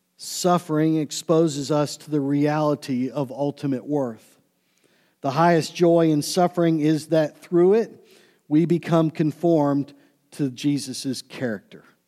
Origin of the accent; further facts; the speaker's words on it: Pittsburgh, Pennsylvania, United States; also born or lived in Cleveland; growing up in Pittsburgh and living in Cleveland for a short time